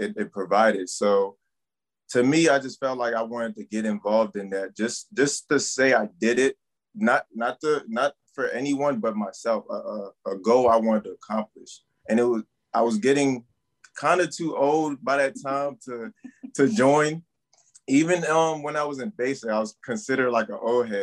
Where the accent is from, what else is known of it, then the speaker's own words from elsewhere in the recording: Maryland, United States; moved away as an adult; also born or lived in Cameroon; now in Fort Hood, United States; I basically came to Maryland, and from then on got raised in Maryland, elementary, middle, high school